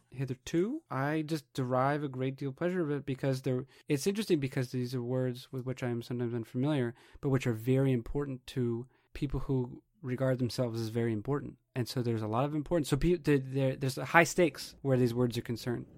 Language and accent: English; New Hampshire, United States; moved away; also born or lived in Portland, Oregon / Madison, Wisconsin / Seattle, Washington; I was from New Hampshire